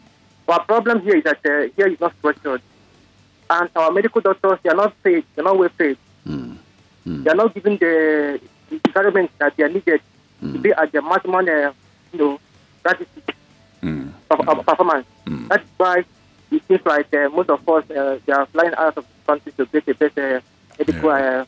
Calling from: Ojo, Lagos, Nigeria; I am calling from Ojo.

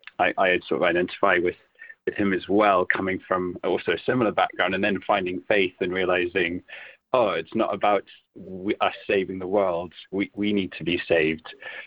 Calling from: Great Shelford, East of England, United Kingdom; From Cambridge, from Great Shelford.

